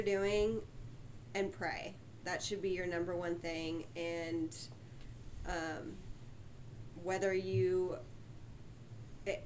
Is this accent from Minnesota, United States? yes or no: no; Sugar Land, Texas, United States; I grew up in Sugarland, Texas